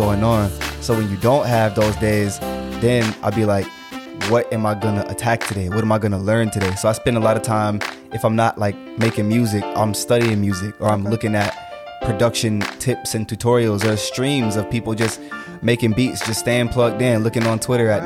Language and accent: English; East Point, Georgia, United States; also born or lived in Atlanta; From here, from East Point. I mean, I moved all over the city